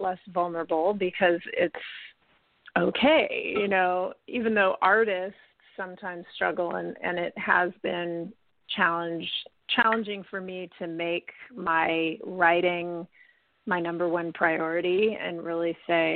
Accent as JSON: {"language": "English", "country": "United States", "also_born_or_lived": "Italy", "lives_now": "California, United States", "said": "I'm American"}